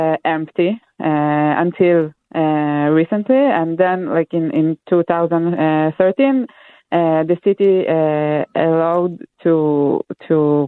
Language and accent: English; Israel; moved away; I'm from Israel originally